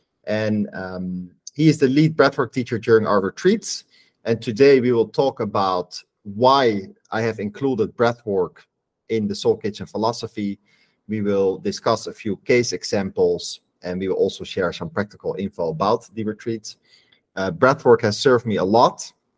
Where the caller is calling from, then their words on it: Rio de Janeiro, Brazil; I'm calling in from Rio de Janeiro in Brazil.